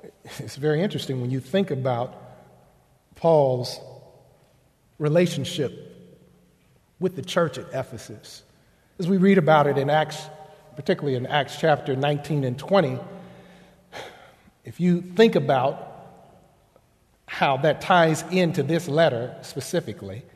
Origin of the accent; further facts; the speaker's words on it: Elwood, Kansas, United States; growing up in Elwood, Kansas